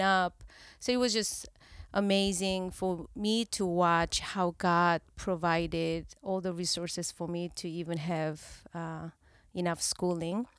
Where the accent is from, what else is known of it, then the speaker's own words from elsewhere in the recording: South Korea; English is a second language; moved away as an adult; now in California, United States; I grew up in Korea until twenty-nine